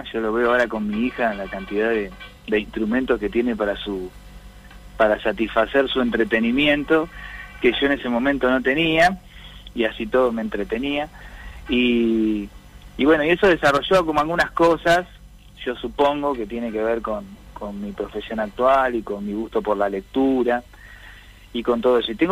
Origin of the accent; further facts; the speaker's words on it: Azul, Buenos Aires Province, Argentina; yo me crecí en una zona rural, ¿no? Bastante alejado, como decís vos, de las en las afueras de la barriga, bastante, bastante afuerita, ya eso era más partido de azul, y bueno, y ahí, y ahí crecí